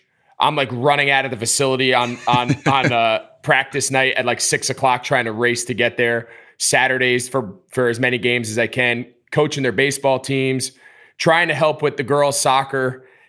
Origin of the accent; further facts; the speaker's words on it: New Jersey, United States; I grew up outside of New York in New Jersey.